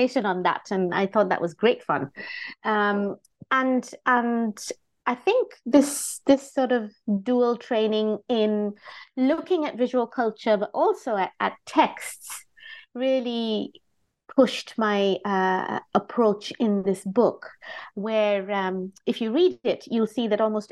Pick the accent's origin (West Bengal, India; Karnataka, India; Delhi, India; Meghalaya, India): West Bengal, India; Kolkata; moved away as an adult; now in London, United Kingdom; I live in London, but I didn't grow up here. I was born in India. I was born in the city of Calcutta, which is on the eastern side of India. And that's where I kind of grew up